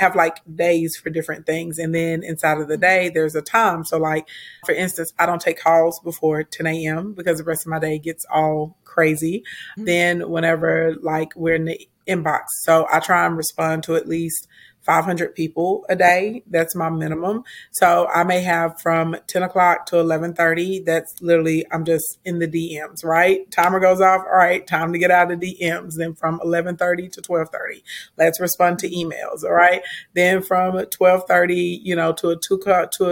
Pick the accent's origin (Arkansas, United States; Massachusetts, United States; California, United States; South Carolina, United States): Arkansas, United States; also born or lived in Little Rock, Arkansas; And I'm from Arkansas. Right now I reside inside of Little Rock, Arkansas. So I'm a country girl